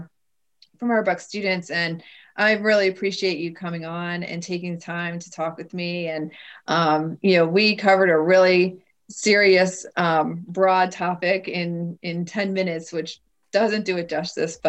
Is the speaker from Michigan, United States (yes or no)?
no; Bucks County, Pennsylvania, United States; I grew up in Bucks County